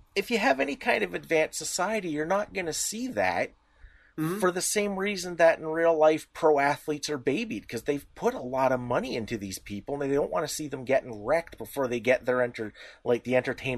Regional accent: Canada; We're Canadian.

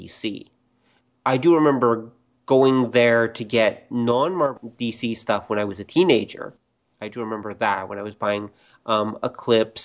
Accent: Canada; being Canadian

